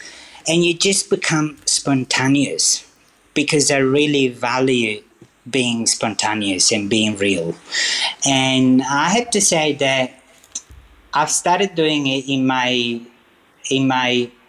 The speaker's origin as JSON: {"language": "English", "region": "Sicily", "country": "Italy", "lives_now": "Inzago, Italy", "said": "I was born in Sicily, so I'm originally from Sicily, but I live now. From May, I moved back to Lombardy, and I'm living in Inzago, which is a very cute little place, I have to say."}